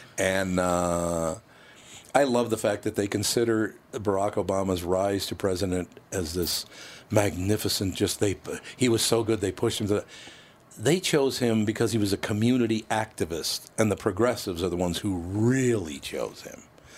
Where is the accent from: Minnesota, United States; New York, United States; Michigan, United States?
Minnesota, United States; Minneapolis; when I was growing up in North Minneapolis, none of us ever said, oh, you're a different color than I am.